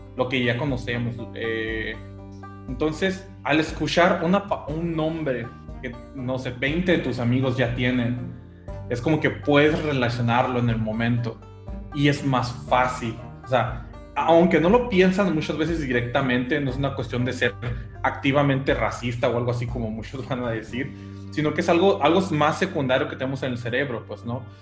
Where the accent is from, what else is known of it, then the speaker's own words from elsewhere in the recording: Mexico; mi experiencia es como mexicano trabajando con empresas americanas